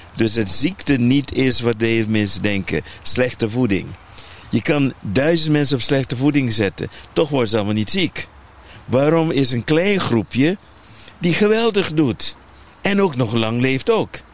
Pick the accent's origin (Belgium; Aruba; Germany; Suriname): Aruba; ik ben opgegroeid op Aruba.